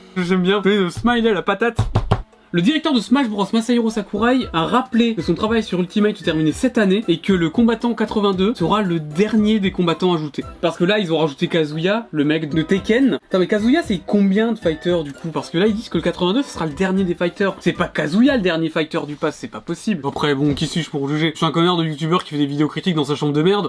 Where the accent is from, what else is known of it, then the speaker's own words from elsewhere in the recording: France; je suis français